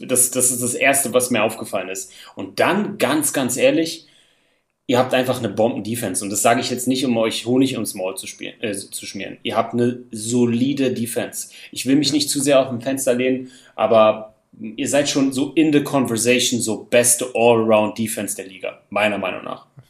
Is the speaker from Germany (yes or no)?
yes; Berlin, Germany; ich bin Berliner